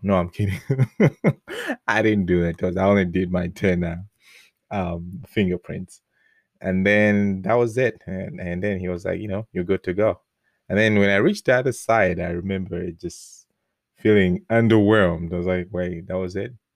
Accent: Malawi; English is a second language; moved away as an adult; now in United States; before I left Malawi

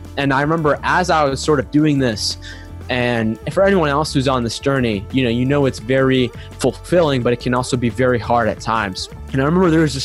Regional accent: United States; growing up in America

